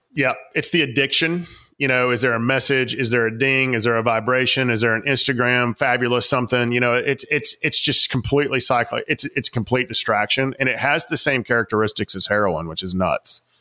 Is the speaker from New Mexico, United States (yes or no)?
no; Atlanta, Georgia, United States; I grew up in the South Atlanta, big Coca-Cola place